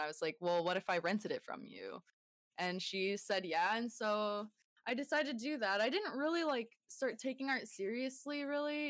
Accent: Bay Area, California, United States; moved away as an adult; now in Sierra Nevada, United States; I moved away from the Bay Area where I grew up to the Sierra Nevadas

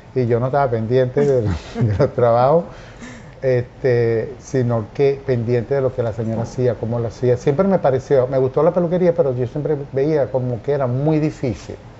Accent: Carúpano, Sucre, Venezuela; moved away; Yo nací, yo nací en Carúpano, estado Sucre, un 8 de octubre, y eh, adoro ese pueblo, mi infancia espectacular

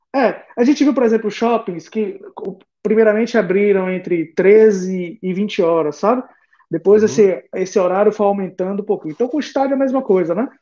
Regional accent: Northeast Brazil, Brazil; nós como nordestinos

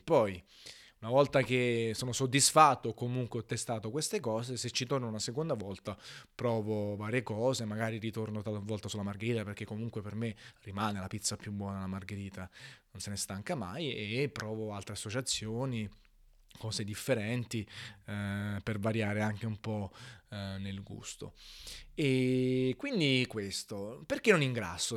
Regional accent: Naples, Campania, Italy; in quanto napoletano

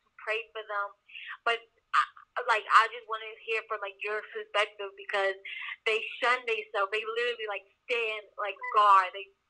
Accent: New York, United States; I'm from Pennsylvania. Well, I'm originally from New York, but I live in Pennsylvania.

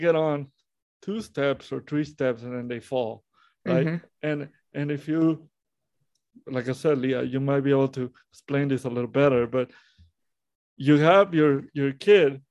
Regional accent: Monterrey, Nuevo León, Mexico; I was born in Monterrey, Mexico, how I was born premature

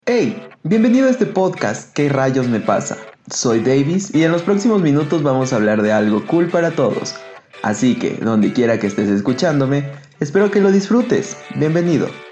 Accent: Ecuador; mi país, Ecuador.

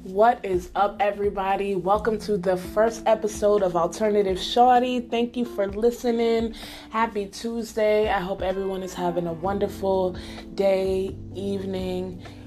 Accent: Nebraska, United States; moved away as an adult; also born or lived in Bronx, New York / Salisbury, Maryland; I spent the majority of my childhood in Nebraska where I lived from age 8 to about 19

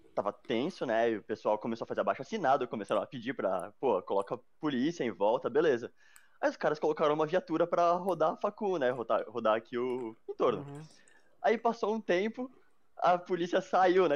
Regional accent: Mairiporã, São Paulo, Brazil; eu nasci em São Paulo. Aí, tipo, com uns quatro anos eu fui morar em Terra Preta, né? Que é o interior daqui

